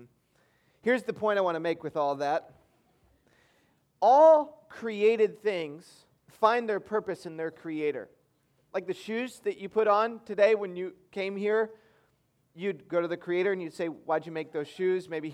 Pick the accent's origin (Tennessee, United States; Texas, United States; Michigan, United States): Michigan, United States; I grew up in Michigan